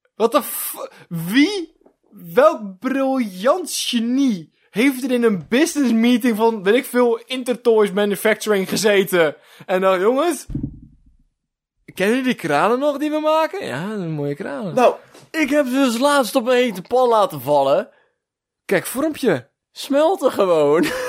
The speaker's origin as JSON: {"language": "Dutch", "country": "Netherlands", "said": "wij als Nederlanders echt super uniek volk zijn"}